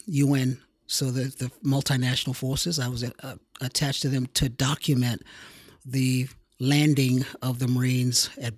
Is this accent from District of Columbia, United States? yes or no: yes; Washington, District of Columbia, United States; Washington, D.C.